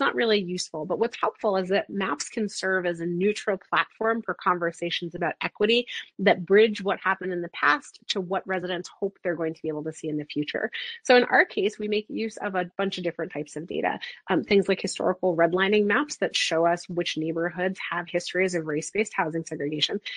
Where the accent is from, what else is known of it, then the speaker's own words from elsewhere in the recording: New York City, New York, United States; I grew up in New York City.